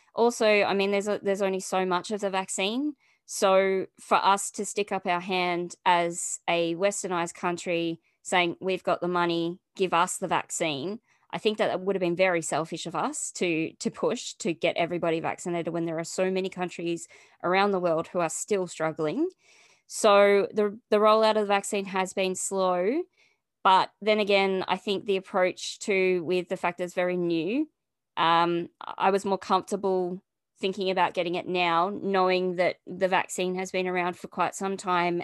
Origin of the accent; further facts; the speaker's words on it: Australia; also born or lived in Melbourne, Victoria; I'm from Australia and I live in Melbourne